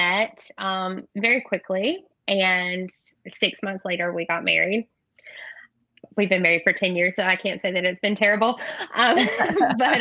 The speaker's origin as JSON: {"language": "English", "region": "North Carolina", "country": "United States", "tie": "born or raised there", "also_born_or_lived": "Texas", "moved": "as an adult", "said": "I'm from North Carolina, so I thought it was going to be really easy to find a job in my home state, an hour from where I grew up"}